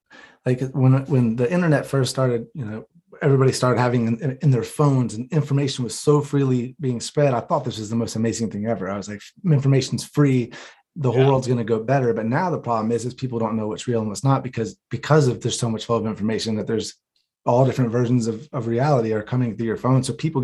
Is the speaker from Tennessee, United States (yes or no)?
no; North Carolina, United States; I'm from North Carolina, like I said, and the religion there.